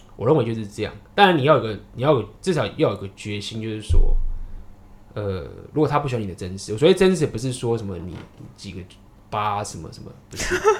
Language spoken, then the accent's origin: Chinese; Taiwan; 我是台湾